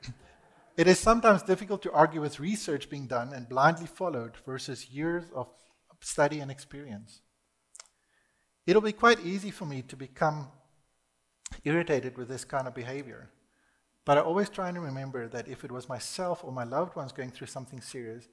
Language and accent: English; South Africa; I was born in South Africa